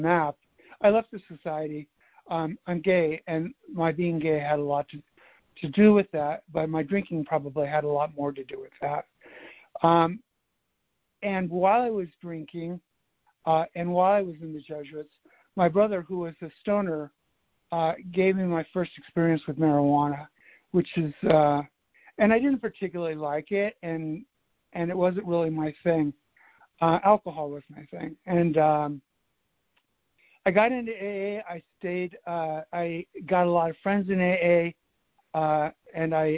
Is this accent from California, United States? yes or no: yes; California, United States; also born or lived in Midwest; now in Washington, D.C., United States; my family moved to California